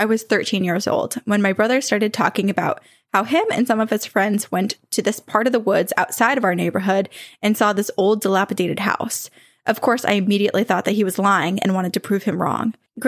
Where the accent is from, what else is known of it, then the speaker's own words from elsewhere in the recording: Alabama, United States; Growing up in Alabama, that seemed like a very believable thing, so we actually listened to our parents on that matter.